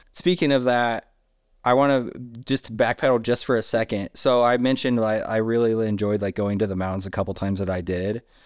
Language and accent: English; Indiana, United States; now in Salt Lake City, United States; I was very happy in Indiana for a really long time